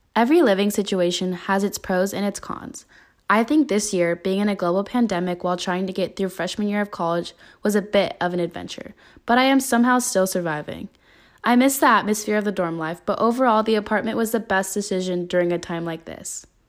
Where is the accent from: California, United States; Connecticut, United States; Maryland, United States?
California, United States; Northern; moved away as an adult; now in Tempe, United States; I am originally from Northern California and decided to move to Arizona to further my education